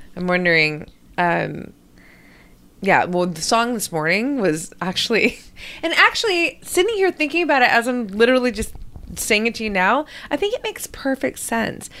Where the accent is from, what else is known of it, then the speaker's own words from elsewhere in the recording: Hawaii, United States; moved away as an adult; also born or lived in New York / Europe; I moved from Hawaii to New York.